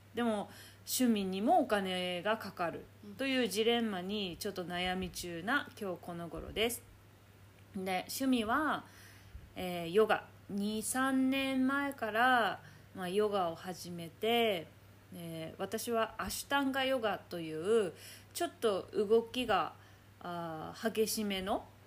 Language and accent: Japanese; Chitose, Hokkaido, Japan; moved away as an adult; now in Perth, Australia; 2人とも北海道出身なんですしかもあやさんは札幌私は千歳